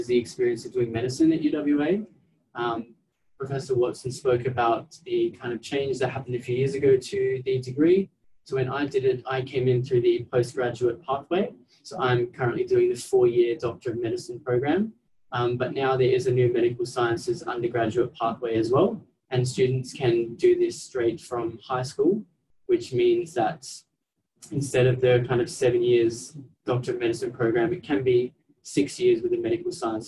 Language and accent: English; Adelaide, South Australia, Australia; moved away as an adult; now in Perth, Australia; I'm actually originally from Adelaide. I grew up and did my schooling there